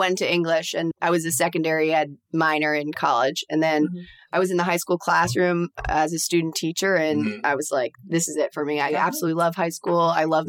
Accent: Garden City, New York, United States; I'm from Nassau County.

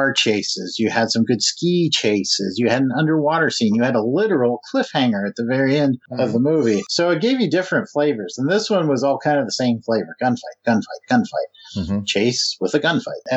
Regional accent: United States; I'm American

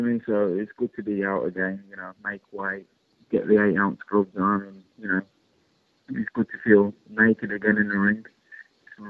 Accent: Birmingham, West Midlands, United Kingdom; my hometown of Birmingham

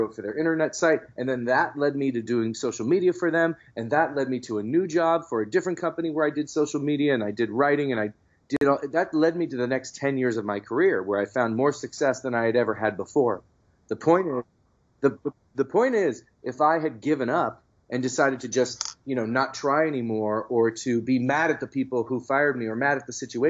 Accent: San Francisco, California, United States; the San Francisco Chronicle for the first time, which is my hometown newspaper

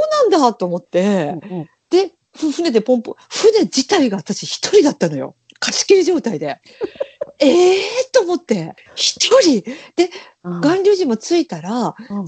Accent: Fukuoka, Japan; 私たち福岡人

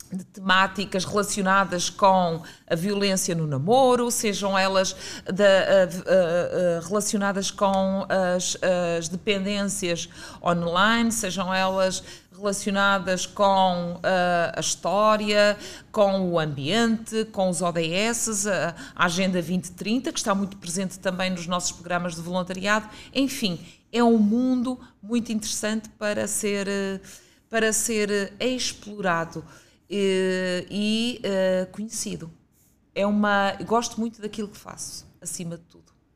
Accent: Guimarães, Norte, Portugal; moved away as an adult; also born or lived in Braga; now in Lisbon, Portugal; sou natural de Guimarães

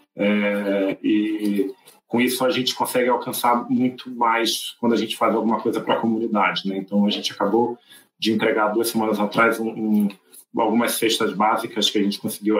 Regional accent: Rio de Janeiro, Brazil; moved away as an adult; now in São Paulo, Brazil; eu sou carioca, e moro em São Paulo há quatro anos

